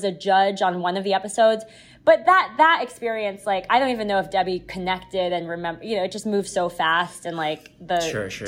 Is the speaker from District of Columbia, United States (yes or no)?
yes; Washington, District of Columbia, United States; moved away; also born or lived in New York City; in DC, in my hometown